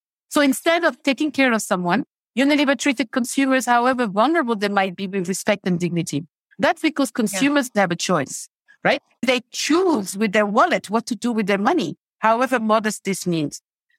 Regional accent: Mali; also born or lived in over 20 countries; But, you know, I'm originally from Mali. I grew up in over 20 countries around the world, and I do consider myself a global citizen.

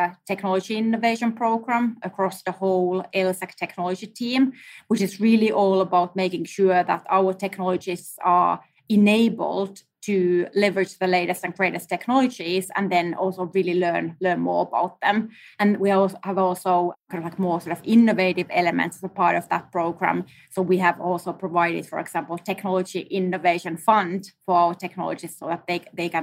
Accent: Finland; now in New York, United States; I'm actually based in New York. I'm originally from Finland

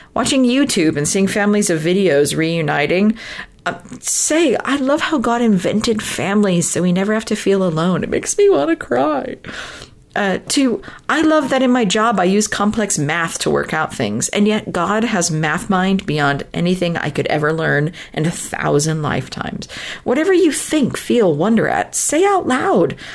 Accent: Southern California, United States; moved away as an adult; I'm from originally from Southern California

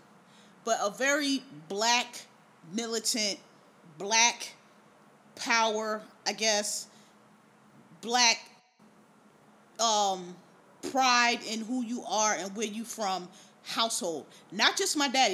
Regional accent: Philadelphia, Pennsylvania, United States; I'm from Philadelphia, Pennsylvania, born and raised

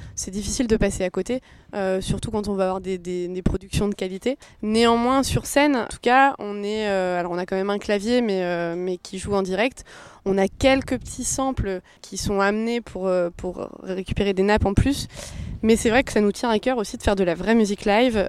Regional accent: Orléans, Centre-Val de Loire, France; dans notre région, on est d'Orléans

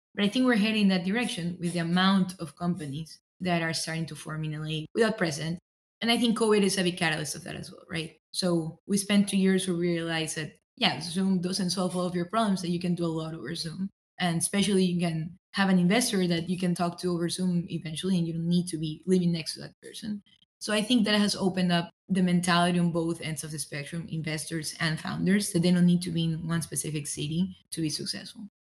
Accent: Ecuador; moved away as an adult; also born or lived in Philadelphia, United States; now in Southern California, United States; I'm originally from Ecuador. I was born and raised there in South America, came to the US as an international student to pursue my undergrad at UPenn

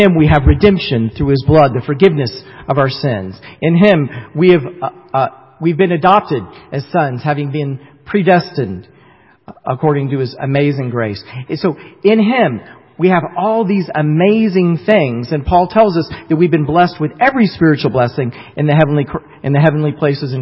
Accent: the South, United States; moved away; I grew up in the South, and sometimes it comes out in some of the things that I say, like I say y'all and stuff, and so y'all know that I really am a Southerner still to this day

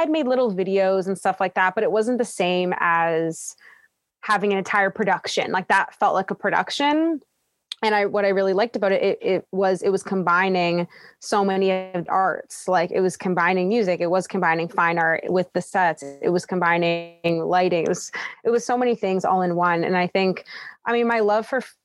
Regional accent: Toronto, Ontario, Canada; I was born in Scarborough, Ontario, which is in Toronto

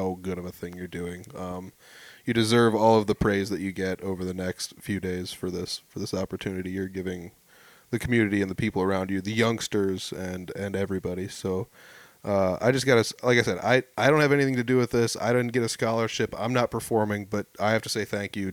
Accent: about 20 miles north of Fort Dodge, Iowa, United States; I'm not even from Fort. I mean, I'm up from like 20 miles north

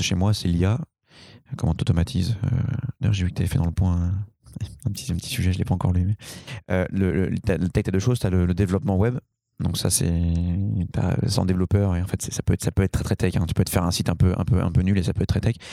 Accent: Paris, Île-de-France, France; moi je suis parisien, parisien, hein, donc euh, c'est mon village

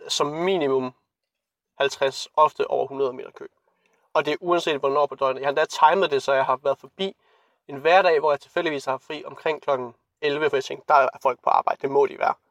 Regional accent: Randers, Central Denmark Region, Denmark; moved away; jeg så er hjemme i Randers

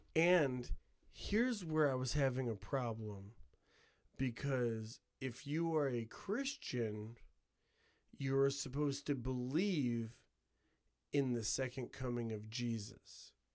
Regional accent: Couts, Indiana, United States; I'm from Couts, dude. Couts, Indiana

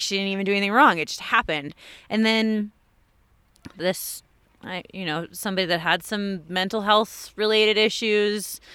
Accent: Pescadero, California, United States; I grew up in Pescadero, a little tiny town on the coast of California

